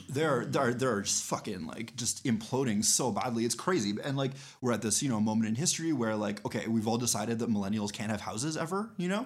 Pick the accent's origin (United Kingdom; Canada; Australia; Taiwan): Canada; we as Canadians